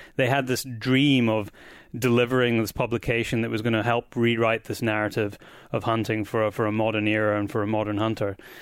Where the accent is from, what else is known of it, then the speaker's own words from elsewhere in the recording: Scotland, United Kingdom; I am back in my home country of Scotland